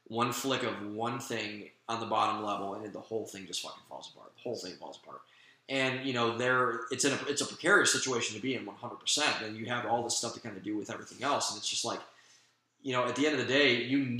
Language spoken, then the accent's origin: English; Midwest, United States; now in Austin, United States; I'm from the Midwest